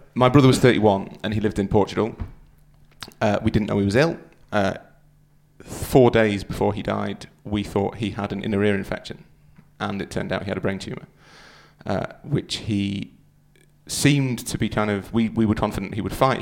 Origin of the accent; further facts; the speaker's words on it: Yorkshire and the Humber, United Kingdom; I'm from Yorkshire.